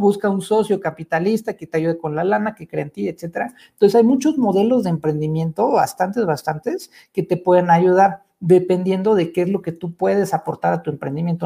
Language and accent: Spanish; Mexico; como mexicanos y como sociedad